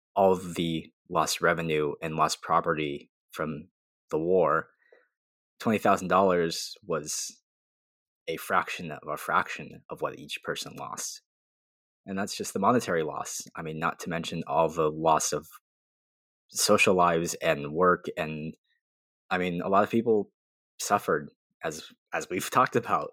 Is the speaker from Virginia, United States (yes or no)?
no; Arizona, United States; I grew up in Arizona.